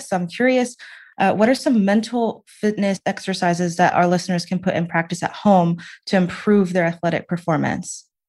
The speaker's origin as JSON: {"language": "English", "region": "the South", "country": "United States", "said": "I'm from the South. We're not used to layers"}